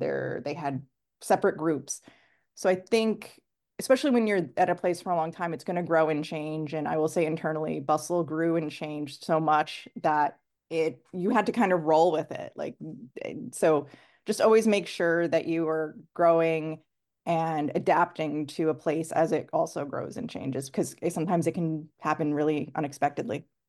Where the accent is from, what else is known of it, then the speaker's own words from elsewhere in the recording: New York City, New York, United States; moved away as an adult; also born or lived in Chattanooga, Tennessee; now in Los Angeles, United States; I grew up in New York